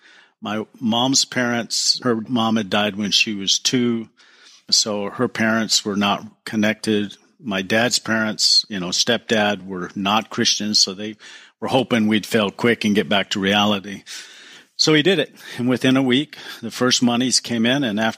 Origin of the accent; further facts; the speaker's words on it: Southern California, United States; I was born in Southern California